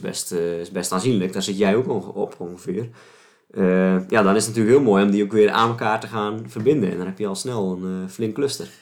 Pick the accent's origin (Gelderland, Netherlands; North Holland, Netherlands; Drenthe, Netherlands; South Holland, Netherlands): South Holland, Netherlands; Alblasserwaard; de Amblassenwaard waar ik, eh, waar ik opgegroeid ben